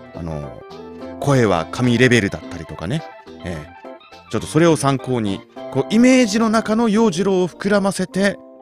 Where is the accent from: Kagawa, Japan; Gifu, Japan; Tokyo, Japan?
Tokyo, Japan; moved away; 今ねその生まれ育った東京を離れてしまったんだけれども